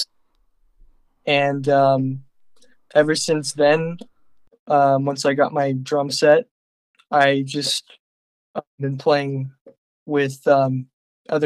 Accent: Livermore, California, United States; I'm from Livermore, California

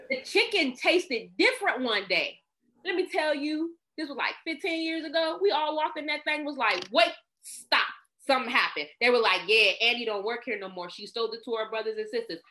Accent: Washington, District of Columbia, United States; I'm from Northeast DC, baby. You know, I'm from, I'm the pride of Capitol Hill

